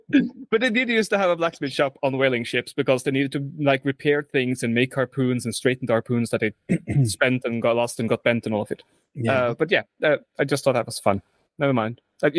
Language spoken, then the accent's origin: English; Oslo, Norway; the first room I had growing up that I clearly remember because we lived in Oslo, literally across the hill from where I'm currently living with my nan. Which is funny enough, but when my youngest brother was born, we moved from Oslo and half an hour south.